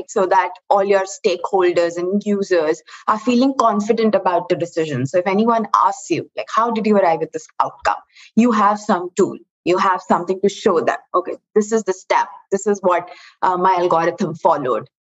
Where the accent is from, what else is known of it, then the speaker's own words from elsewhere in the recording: New Delhi, Delhi, India; moved away as an adult; now in United States; I'm originally from India, the capital city